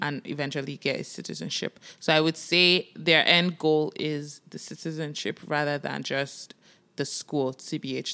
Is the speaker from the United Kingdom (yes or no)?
no; Nigeria; now in Toronto, Canada; we are Nigerians. We moved from Nigeria and we moved to Canada, Toronto, Canada